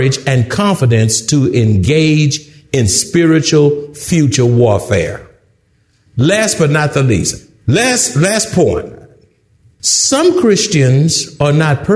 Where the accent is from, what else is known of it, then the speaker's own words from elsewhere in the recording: Houston, Texas, United States; I'm from Houston